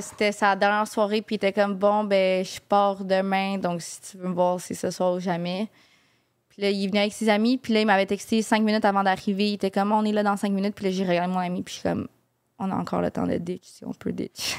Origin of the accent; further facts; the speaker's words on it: Montreal, Quebec, Canada; j'ai grandi à Verdun. Donc, vraiment dans le ghetto